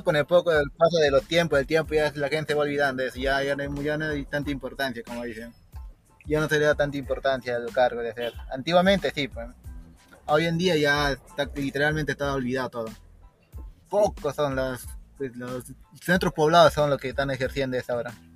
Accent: Yunguyo, Puno, Peru; vengo de la ciudad de Puno, de provincia de Yunguyo.

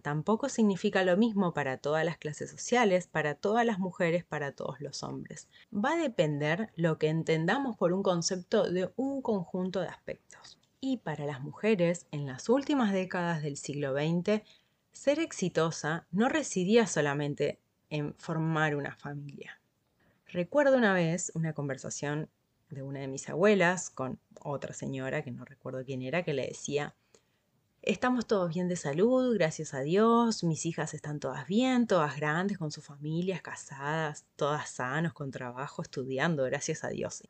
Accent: Argentina; en mi país, en Argentina

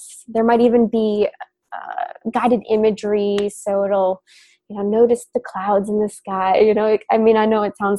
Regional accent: Minnesota, United States; I come from Minnesota

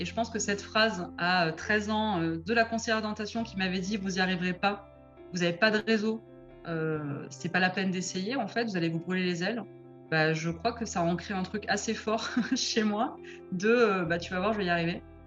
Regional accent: Marseille, Provence-Alpes-Côte d'Azur, France; now in Bordeaux, France; j'ai grandi à Marseille.

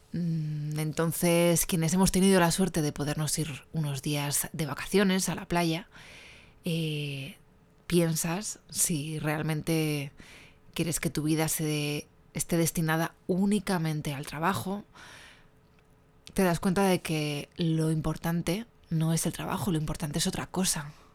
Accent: Spain; soy una periodista española

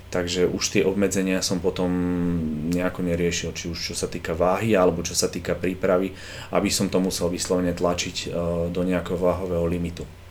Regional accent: Dolný Kubín, Žilina Region, Slovakia; moved away as an adult; also born or lived in Denmark; now in Bratislava, Slovakia; ja som z Dolného Kubína a tam až toľko veľa tých príležitostí pracovných nebolo

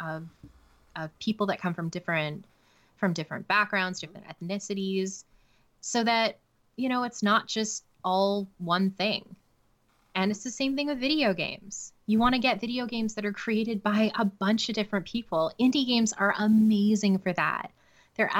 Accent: Canada; I'm not American, I'm Canadian.

